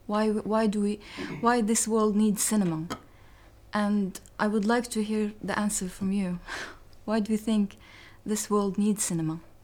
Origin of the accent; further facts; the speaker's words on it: Sri Lanka; I'm from Sri Lanka